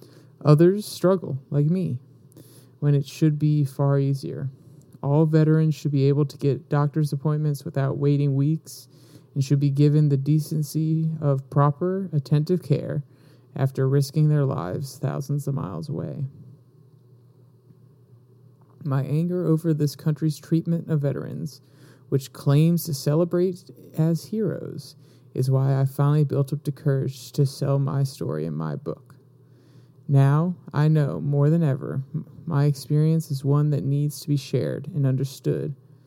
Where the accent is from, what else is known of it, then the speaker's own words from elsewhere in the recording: Jacksonville, North Carolina, United States; In my hometown of Jacksonville, North Carolina, there are two doctors for a town of thousands of veterans.